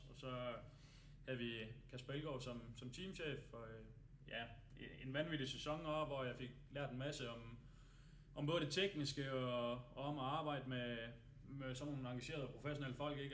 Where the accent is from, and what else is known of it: Denmark